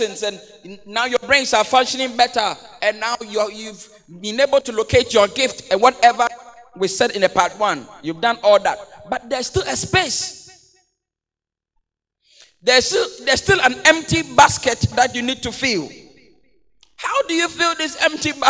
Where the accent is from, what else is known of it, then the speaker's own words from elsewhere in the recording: Accra, Greater Accra, Ghana; I come from the Ghana, Mamprobi, you know, Choko Dose, that's where I come from